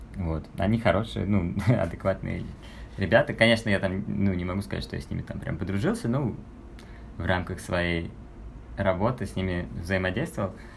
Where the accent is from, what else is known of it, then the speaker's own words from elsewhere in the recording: Saint Petersburg, Russia; moved away as an adult; also born or lived in Switzerland / Aspen, Colorado; now in Batumi, Georgia; я вообще э, родился и вырос в Петербурге